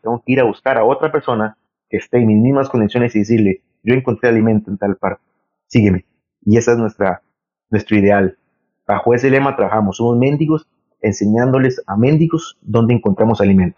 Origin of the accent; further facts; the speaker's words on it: Limón, Costa Rica; moved away as an adult; also born or lived in San José / Heredia; de ser limonense, haber nacido en Limón